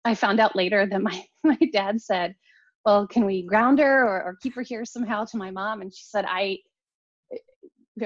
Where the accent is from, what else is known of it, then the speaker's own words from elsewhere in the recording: outside of Pittsburgh, Western Pennsylvania, United States; I grew up outside of Pittsburgh in Western Pennsylvania